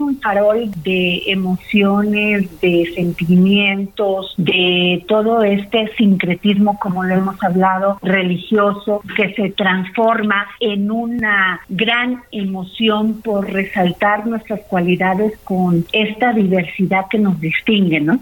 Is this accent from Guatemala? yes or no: no; Mexico